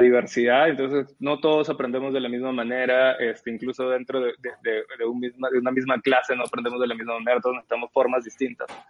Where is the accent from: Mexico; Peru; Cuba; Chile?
Peru; also born or lived in Lima; yo no crecí en Lima, yo crecí en, una ciudad afuera de Lima